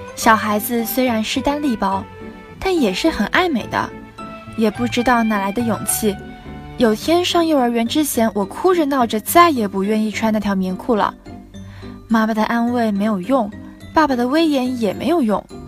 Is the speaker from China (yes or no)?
yes; Wuhu, Anhui, China; moved away as an adult; now in Nanjing, China; 来自安徽芜湖。我在南京大学